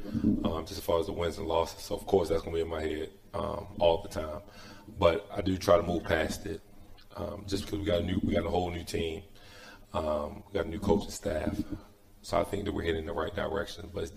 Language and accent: English; Baltimore, Maryland, United States; moved away; also born or lived in Louisiana; I'm originally from Baltimore, Maryland